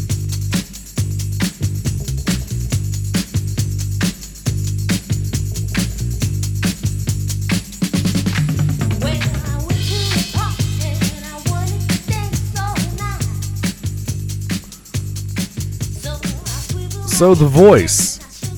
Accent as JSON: {"language": "English", "area": "Middle America", "region": "Midwest", "country": "United States", "tie": "born or raised there", "said": "like any red-blooded American male from Middle America, I had a crappy rock station in my hometown. KATT The Cat, 100.5 FM."}